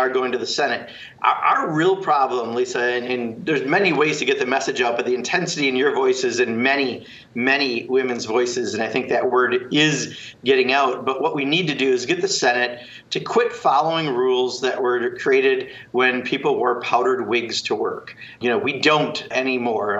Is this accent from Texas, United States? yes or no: no; Kenosha County, Wisconsin, United States; my home state and my, my birth county, uh, Kenosha County.